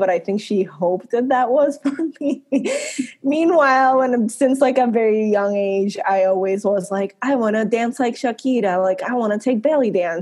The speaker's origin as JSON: {"language": "English", "country": "Puerto Rico", "tie": "born or raised there", "said": "I grew up in Puerto Rico."}